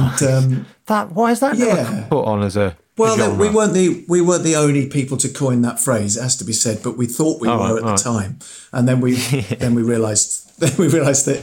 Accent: Farnham, South East England, United Kingdom; also born or lived in Aldershot; we were living in Farnham at the time, Farnham in Surrey. I was born in Aldershot, down the M3

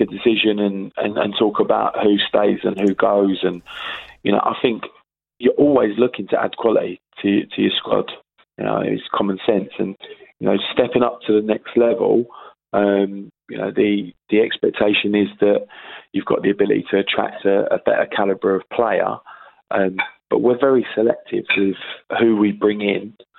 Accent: Sidcup, London, United Kingdom; I'm from Sidcup. You know, I grew up in Sidcup. I moved there when I was 10.

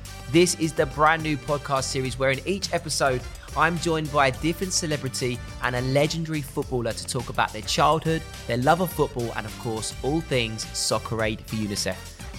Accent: Essex, East of England, United Kingdom; I grew up in Essex and I was very fortunate to be safe.

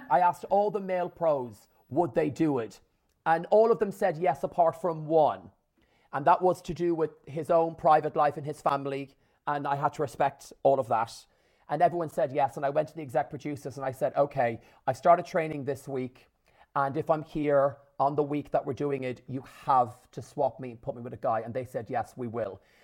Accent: Ireland; born or raised there

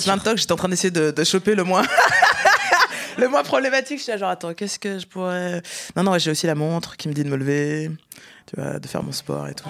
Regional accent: countryside near Lyon, Auvergne-Rhône-Alpes, France; je viens de la campagne

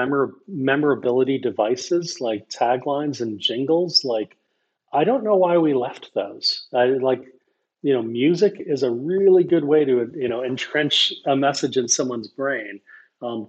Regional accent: United States; As an American

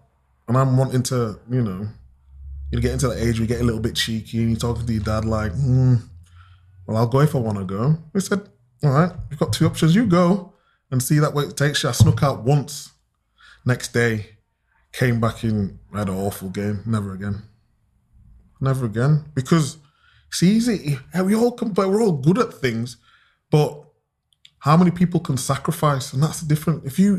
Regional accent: Chapeltown, Yorkshire and the Humber, United Kingdom; Dad still lives in the old house I was brought up in Chapeltown. He won't move.

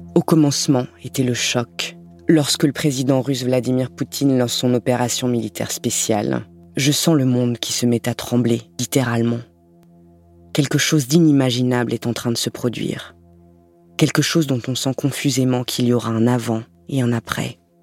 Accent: Lorraine, Grand Est, France; Je suis née en Lorraine, aux confins de la France et de l'Allemagne

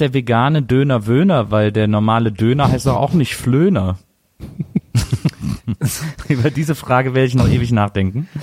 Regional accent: Wesseling, North Rhine-Westphalia, Germany; bei uns äh, in Wesseling gab's den Kliegel, das war äh, ein Kiosk

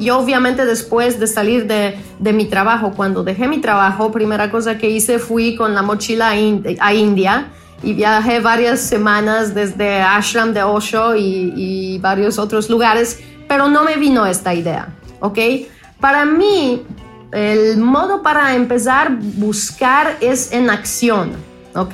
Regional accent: Poland; Spanish is a second language; moved away; nací en Polonia, crecí en Polonia

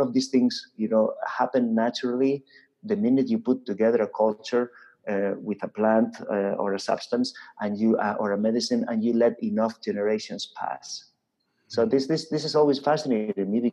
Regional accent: Spain; I come from Spain.

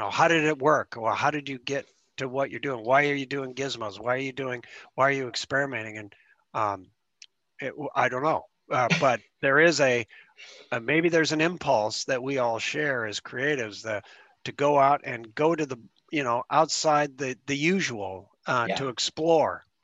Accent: Spokane, Washington, United States; I was growing up in Spokane

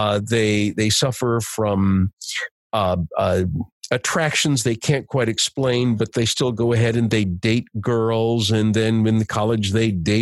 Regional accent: United States; I'm Italian American

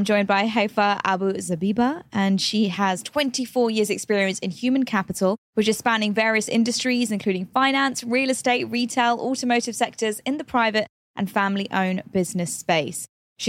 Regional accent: London, United Kingdom; for me, I was born and raised in London. However, Indian heritage, right? And I always felt like such a hybrid. I never knew where I belonged, so to say. I was British, but I didn't feel British enough.

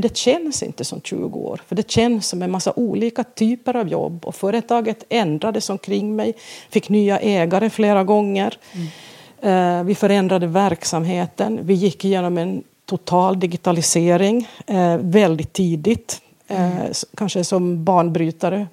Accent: Vaasa, Ostrobothnia, Finland; first language Swedish; moved away as an adult; now in Sweden; Vasa i Finland, ja. Mm. Um, där jag växte upp

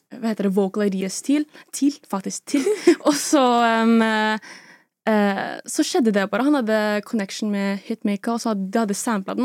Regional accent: Oslo, Norway; Jeg er fra Oslo, Sagene

